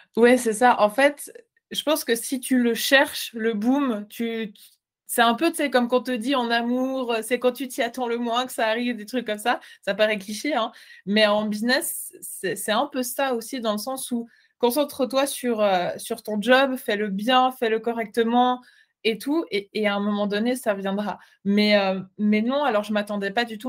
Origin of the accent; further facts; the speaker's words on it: Switzerland; je ne suis pas belge, je suis suisse